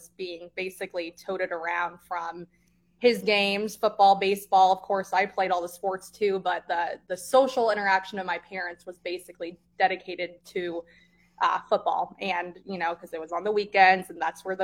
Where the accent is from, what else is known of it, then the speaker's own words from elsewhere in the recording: Overland Park, Kansas, United States; moved away as an adult; also born or lived in Missouri; now in Nebraska, United States; I grew up, I'm from Overland Park, Kansas originally